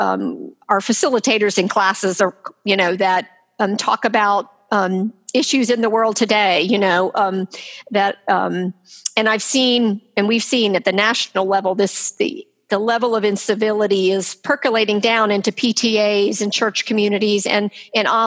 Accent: Durham, North Carolina, United States; I grew up here in Durham

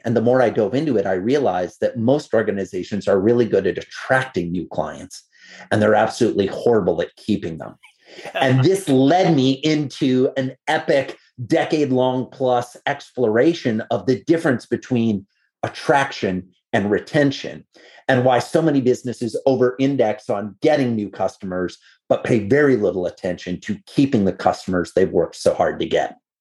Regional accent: Iowa, United States; I'm a farm kid. I grew up in Iowa

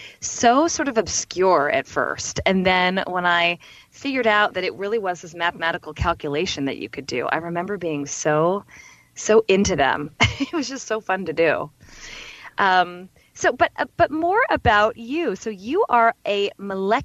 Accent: San Francisco, California, United States; my hometown of San Francisco

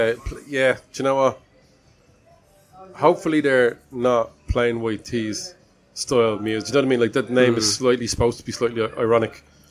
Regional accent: Ireland; because we're from Ireland

